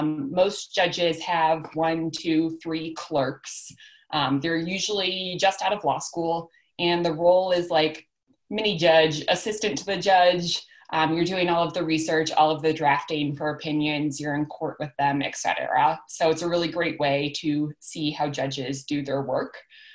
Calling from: Denver, Colorado, United States; also born or lived in Shrewsbury / New York City; I am calling in from Denver, Colorado. I am a 2006 Shrewsbury High School alumni

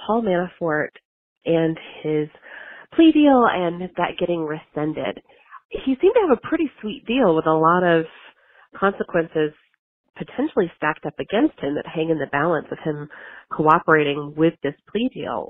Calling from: Atlanta, Georgia, United States; I'm calling from Atlanta.

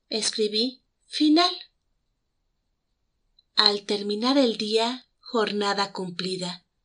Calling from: Mexico City, Mexico; los saludo desde la Ciudad de México.

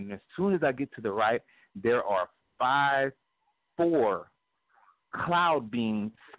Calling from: Pineville, Louisiana, United States; I'm calling from Louisiana, Pineville, Louisiana.

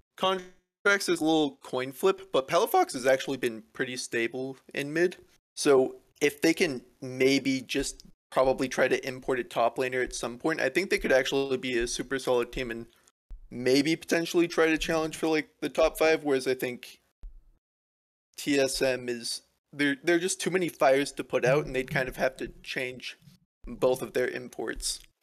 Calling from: Atascadero, California, United States; I'm calling from Mataskadero, California

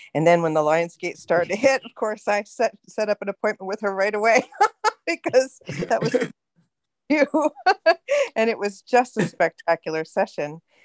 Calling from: California, United States; I'm calling from California.

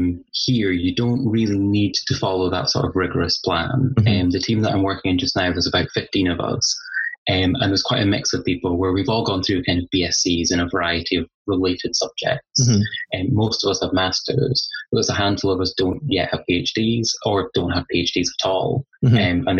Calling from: East Lothian, Scotland, United Kingdom; I'm calling in from East Lothian, which is just a little bit to the east of Edinburgh in Scotland.

